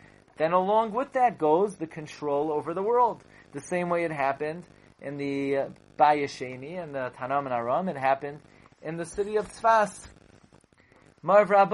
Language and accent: English; New York City, New York, United States; also born or lived in Boro Park, New York / Kew Gardens Hills, New York; growing up in Flatbush, and even in Bar Park I never saw things like that. And even I lived in Kew Garden Hills